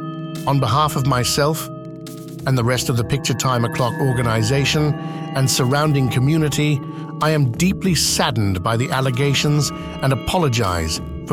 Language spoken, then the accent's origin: English; United Kingdom; As some of you may know, I am British, and I pour my British heart and soul into every last episode of this monthly podcast.